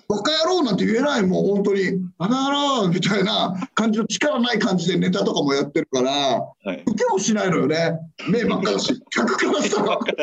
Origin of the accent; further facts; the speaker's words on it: Adachi, Tokyo, Japan; 子供の頃はあのー足立区出身なので、はい、あのビートたけしさんがやっぱりもう地元で